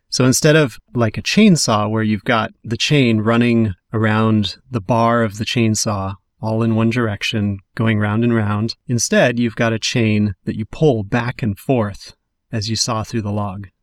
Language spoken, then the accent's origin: English; Western Washington, United States; growing up in Western Washington